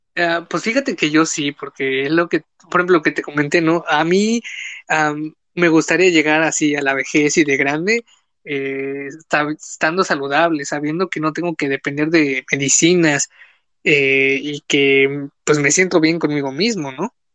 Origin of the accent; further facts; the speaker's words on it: Quintana Roo, Mexico; yo soy del sur, yo soy de Quintana Roo